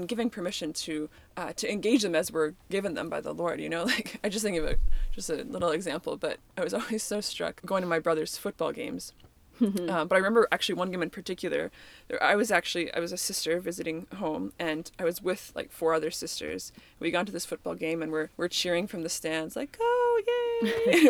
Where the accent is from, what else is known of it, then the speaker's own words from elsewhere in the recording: Canada; I'm Canadian